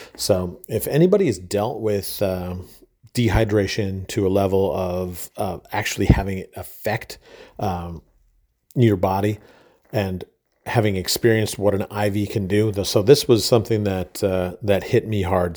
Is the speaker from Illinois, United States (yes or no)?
no; Minnesota, United States; moved away as an adult; my home state of Minnesota